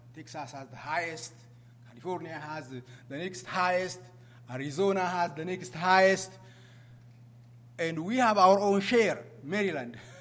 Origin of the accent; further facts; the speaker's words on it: Ethiopia; moved away as an adult; now in United States; I came from that country, but I ran away from that country because I was, uh, I was chased by, you know, uh, dictators in, in my country. Uh, I came to the U.S.